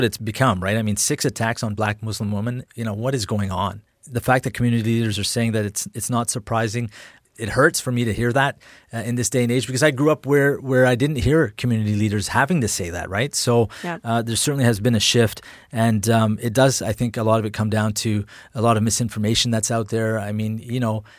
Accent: Edmonton, Alberta, Canada; I've grown up here for most of my life and worked

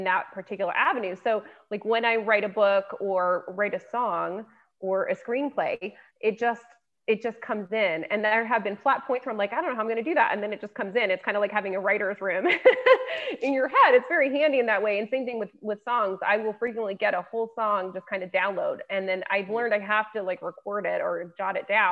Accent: Lafayette, Colorado, United States; also born or lived in Denver, Colorado; my hometown, Lafayette, Colorado

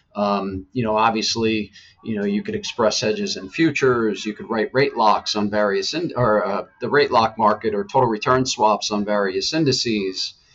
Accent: Killington, Vermont, United States; I grew up in Killington, Vermont

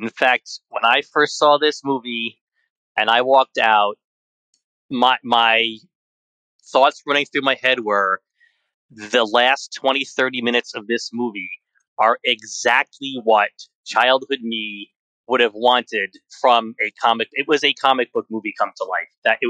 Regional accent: New York, United States; do a bit of suspension of disbelief when you're watching this scene as a New Yorker.

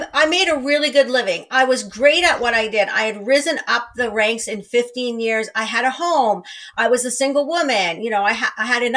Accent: small Northern Ontario town, Canada; moved away as an adult; I moved home to a small Northern Ontario town

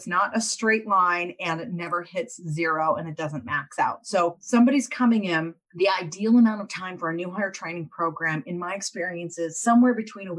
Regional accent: United States; I'm still an American

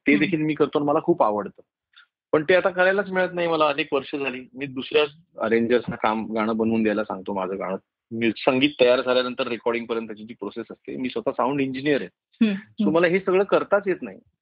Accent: Mumbai, Maharashtra, India; माझं लहानपण सुद्धा जे गेलं ते बोरिवलीमध्ये गेलं

